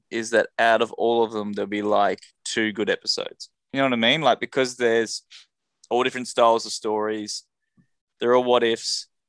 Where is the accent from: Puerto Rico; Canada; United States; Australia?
Australia; I am so Aussie.